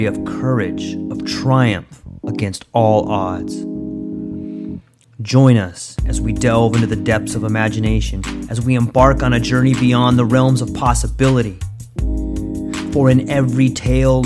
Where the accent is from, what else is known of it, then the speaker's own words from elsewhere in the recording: Southern California, United States; accent: California; moved away as an adult; also born or lived in Mexico / Hawaii; I grew up in California, Southern California